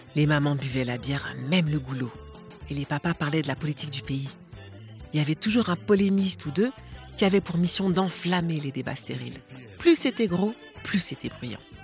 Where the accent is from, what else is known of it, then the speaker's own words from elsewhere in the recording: Lille region, Hauts-de-France, France; Le fait d'être né dans la région lilloise